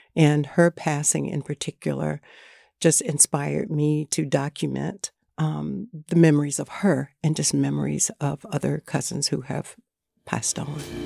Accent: Margarettsville, North Carolina, United States; I'm from Northampton County, a little town called Margarettsville. It's right there on the Northampton County, North Carolina, Southampton County, Virginia line.

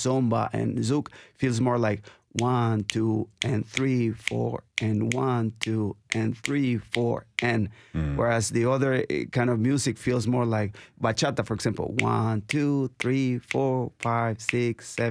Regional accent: Nicaragua; moved away; I'm from Nicaragua. And we grew up dancing.

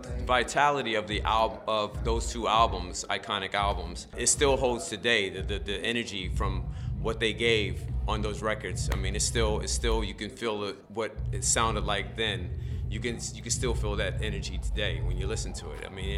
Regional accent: New York, United States; Brooklyn, Queens.

